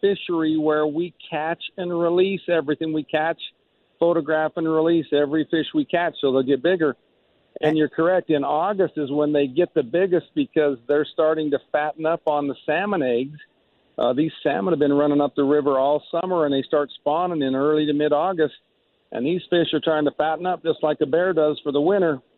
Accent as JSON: {"language": "English", "region": "Utah", "country": "United States", "moved": "yes", "lives_now": "Alaska, United States", "said": "that's what brought me to Alaska. I'm actually from Utah originally"}